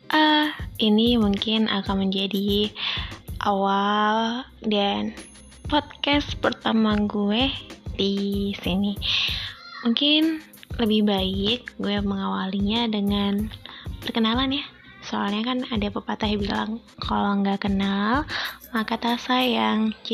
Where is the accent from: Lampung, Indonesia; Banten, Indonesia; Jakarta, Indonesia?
Lampung, Indonesia; moved away as an adult; gue tinggal dan lahir besar itu di kota Lampung sampai dari gue lahir sampai gue kuliah itu gue di Lampung dan akhirnya setelah gue kuliah dan gue cari kerja ya gue terdampar di sini